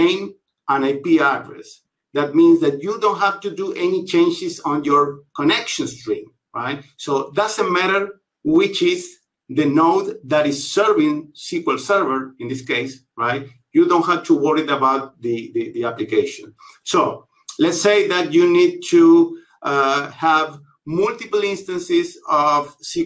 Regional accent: Buenos Aires, Argentina; I am from Buenos Aires, Argentina

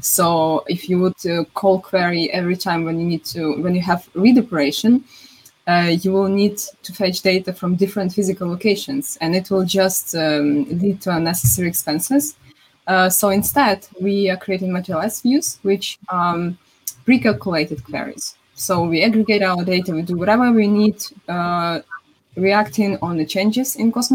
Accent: Ukraine; I'm from Ukraine

